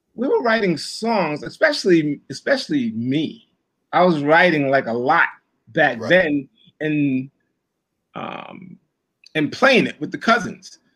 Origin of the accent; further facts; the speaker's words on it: New York City, New York, United States; growing up in Brooklyn